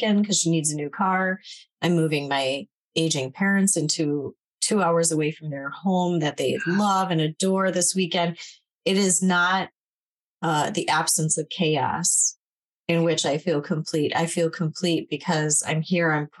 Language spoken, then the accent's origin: English; Midwest, United States; I grew up in Polish Catholic small town, a couple hundred